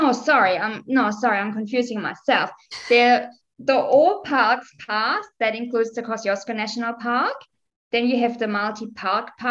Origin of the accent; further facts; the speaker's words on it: Germany; I'm from Germany.